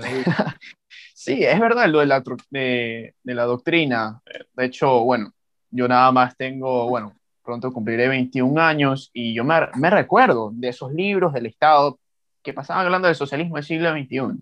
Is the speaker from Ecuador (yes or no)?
yes; Ecuador; joven ecuatoriano